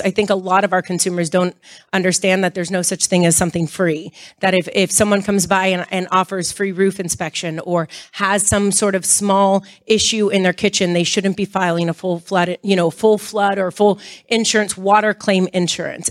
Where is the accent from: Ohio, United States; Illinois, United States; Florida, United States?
Florida, United States; Miami; I grew up in Miami